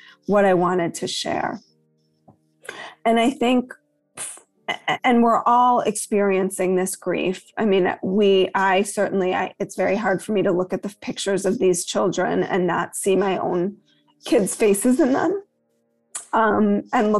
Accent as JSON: {"language": "English", "town": "Chicago", "region": "Illinois", "country": "United States", "tie": "born or raised there", "said": "I grew up on the North Shore of Chicago"}